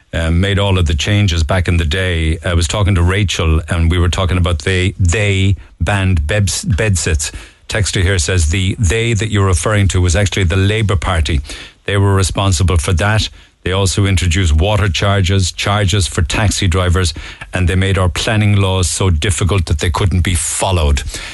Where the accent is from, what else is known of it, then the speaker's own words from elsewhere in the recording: Cork, Munster, Ireland; moved away as an adult; now in Edinburgh, United Kingdom; I'm currently living in Edinburgh. I'm from Cork originally, and I've lived here for just over 8 years.